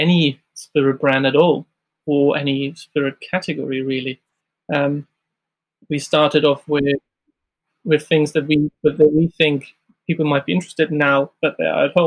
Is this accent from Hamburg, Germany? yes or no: yes; Hamburg, Germany; moved away as an adult; now in London, United Kingdom; I'm originally from Germany, from Hamburg, and I've started there my career